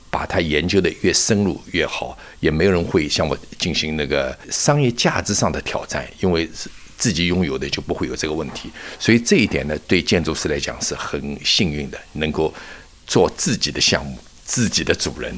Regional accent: China; now in United States; 我们本身是接受中国文化熏陶的

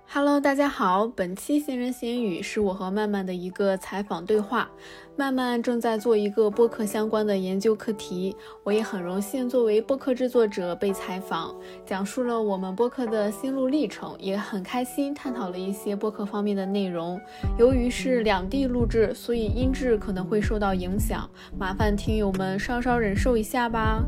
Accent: Rizhao, Shandong, China; also born or lived in Nanchang; 五十年九零后，那我出生在山东日照，嗯，是在南昌上的大学

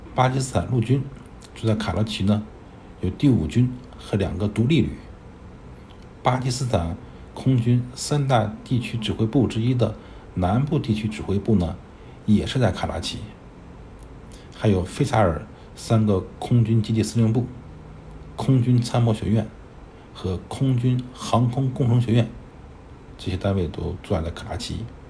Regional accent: rural Northeast China, China; 我小时候生活在东北农村

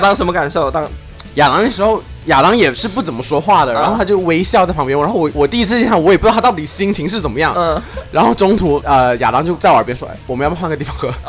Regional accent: Shenzhen, Guangdong, China; moved away; 我不是本地人，我只是在这里长大

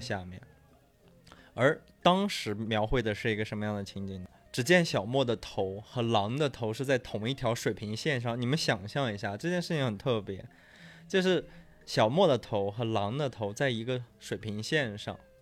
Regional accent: Yunnan, China; 我们是云南人

